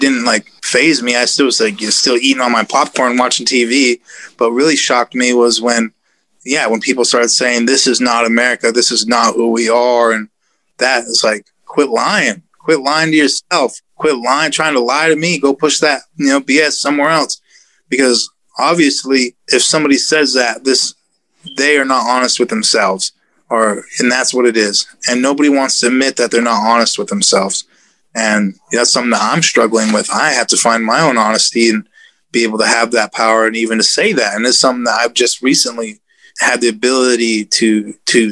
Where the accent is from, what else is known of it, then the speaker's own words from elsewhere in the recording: United States; I am an American. I'm proud to be an American.